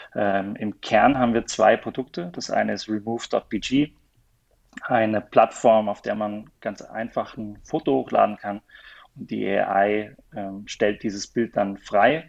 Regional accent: near Mannheim, Baden-Württemberg, Germany; moved away as an adult; also born or lived in Kaiserslautern, Germany / Vienna, Austria / Kuala Lumpur, Malaysia; Bin, bin, Deutscher aus der Nähe von Mannheim

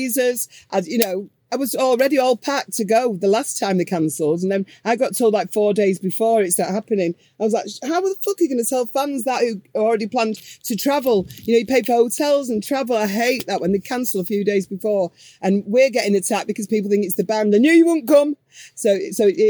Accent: Manchester, North West England, United Kingdom; we're from Manchester

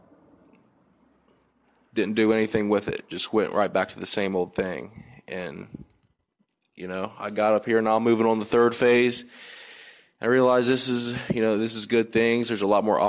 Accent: Waverly, Ohio, United States; I'm from Waverly, Ohio.

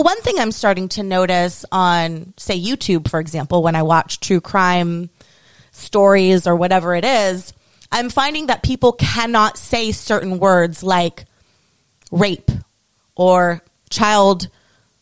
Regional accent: United States; as an American

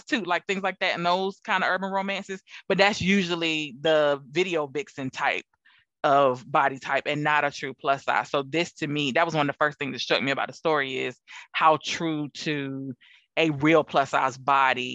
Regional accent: the South, United States; I'm from the South

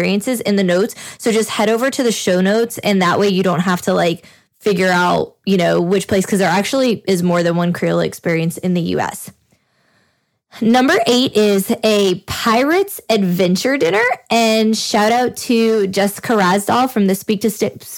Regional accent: New Orleans, Louisiana, United States; we're from New Orleans

